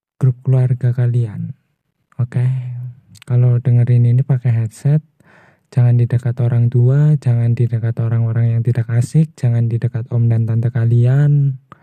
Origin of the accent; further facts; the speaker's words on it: Purwokerto, Central Java, Indonesia; Saya asal dari Purwokerto